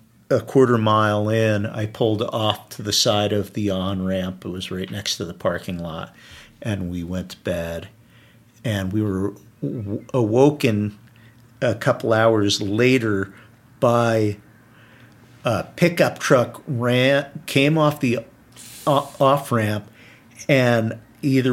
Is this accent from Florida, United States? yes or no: no; New Jersey, United States; I'm from New Jersey